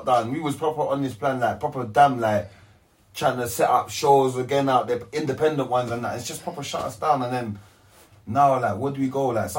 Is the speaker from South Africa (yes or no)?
yes; Johannesburg, Gauteng, South Africa; I'm from Joburg.